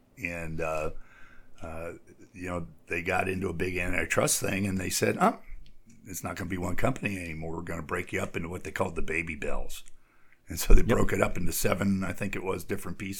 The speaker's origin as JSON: {"language": "English", "country": "United States", "said": "as an American"}